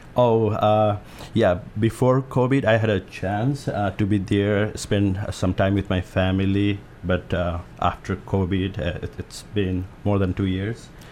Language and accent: English; Nepal; also born or lived in Omaha, Nebraska; now in Hermiston, United States; I'm from Nepal, so we do have hills, mountain over there.